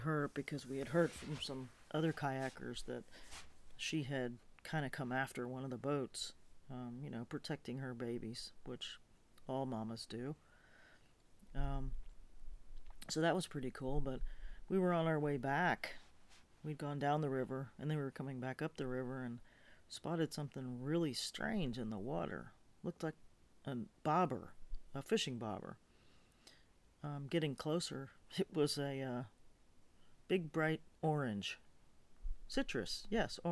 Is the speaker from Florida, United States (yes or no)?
yes; Florida, United States; moved away as an adult; now in Montana, United States; I grew up in Florida, and I've been gone for almost 2 years, living in Montana